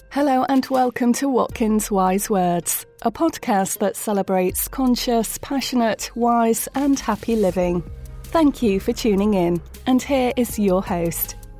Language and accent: English; Australia; now in England, United Kingdom; I'm actually Australian born.